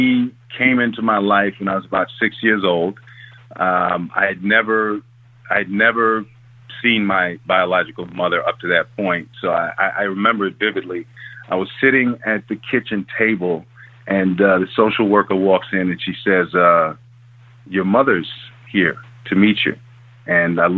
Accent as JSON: {"language": "English", "town": "New York City", "region": "New York", "country": "United States", "tie": "born or raised there", "said": "I was born in Harlem"}